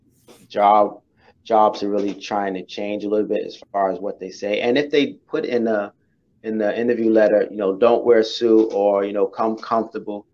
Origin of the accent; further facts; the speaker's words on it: New York City, New York, United States; I'm from Brooklyn